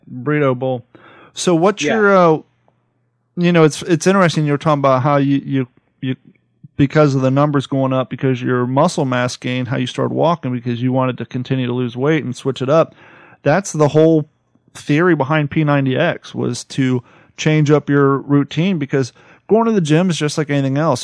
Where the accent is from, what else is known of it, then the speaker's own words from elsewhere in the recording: Columbus, Ohio, United States; moved away; also born or lived in Grove City, Ohio / California; I grew up in Columbus